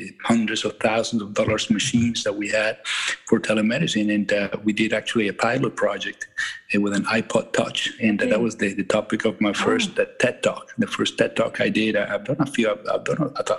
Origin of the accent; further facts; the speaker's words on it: Venezuela; moved away as an adult; also born or lived in Michigan, United States; now in Maine, United States; I'm from Venezuela originally, and I'm an immigrant to the United States.